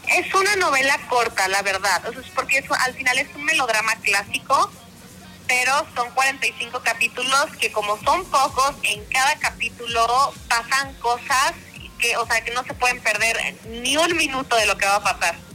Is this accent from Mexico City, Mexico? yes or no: no; Monterrey, Nuevo León, Mexico; soy de Monterrey